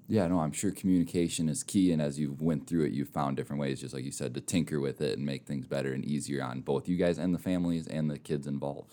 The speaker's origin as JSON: {"language": "English", "region": "Minnesota", "country": "United States", "also_born_or_lived": "Mitchell, South Dakota", "moved": "yes", "lives_now": "Rapid City, United States", "said": "I'm from Minnesota originally"}